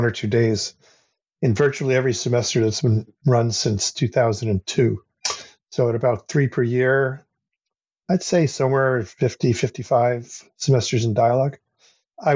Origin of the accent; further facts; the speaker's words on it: United States; moved away as an adult; now in Canada; I grew up in the United States in the 1960s and 70s